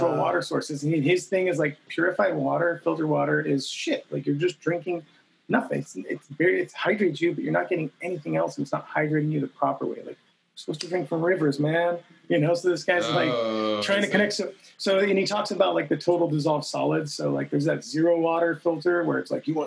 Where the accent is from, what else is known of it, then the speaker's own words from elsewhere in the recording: San Jose, California, United States; moved away as an adult; also born or lived in Cupertino, California; now in Seattle, United States; I'm from the Bay Area, from San Jose, California, where actually Cupertino, to be specific